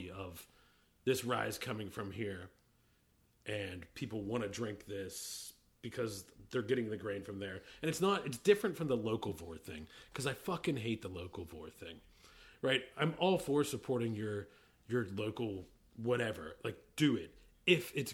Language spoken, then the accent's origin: English; Pittsburgh, Pennsylvania, United States; I'm from Pittsburgh